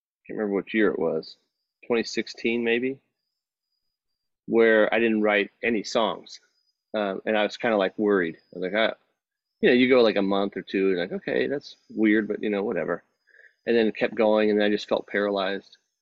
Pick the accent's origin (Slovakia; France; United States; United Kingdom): United States; Texas; growing up in Texas